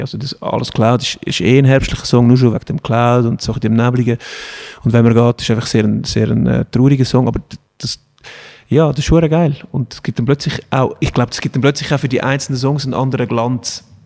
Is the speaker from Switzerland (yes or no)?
yes; Switzerland; das ist halt die Schweizer Mentalität. Wir sind ja auch ein Polyglot